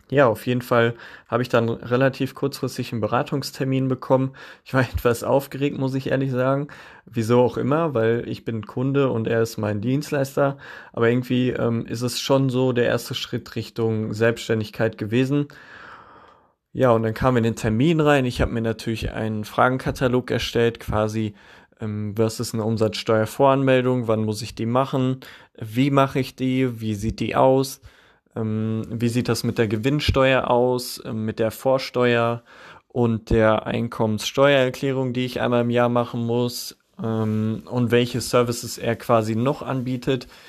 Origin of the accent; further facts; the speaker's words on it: Witten, North Rhine-Westphalia, Germany; Und zum einen hatten die auch einen Standort hier bei mir, bei meinem Heimatort in Witten.